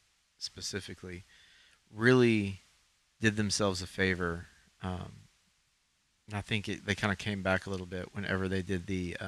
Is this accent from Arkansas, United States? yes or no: yes; Arkansas, United States; we are from Arkansas.